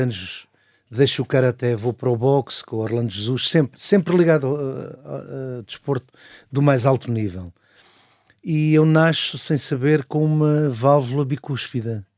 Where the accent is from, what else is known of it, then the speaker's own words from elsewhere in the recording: Barreiro, Setúbal, Portugal; morava no Barreiro, não é? Passei a minha vida toda no Barreiro